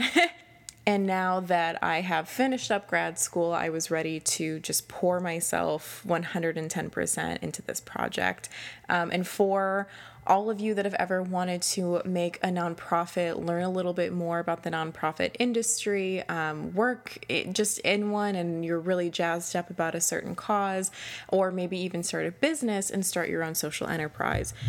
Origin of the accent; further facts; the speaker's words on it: Door County, Wisconsin, United States; my hometown title, which was Miss Door County twenty twelve